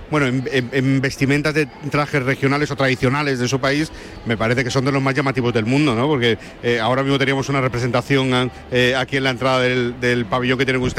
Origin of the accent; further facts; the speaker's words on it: Guayaquil, Guayas, Ecuador; Yo soy de Guayaquil.